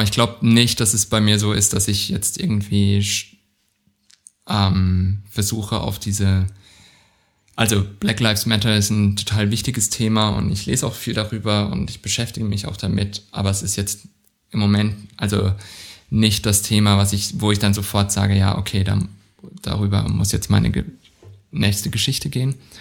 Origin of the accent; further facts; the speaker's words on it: Southern Germany, Germany; in der Provinz, wo ich aufgewachsen bin, in Süddeutschland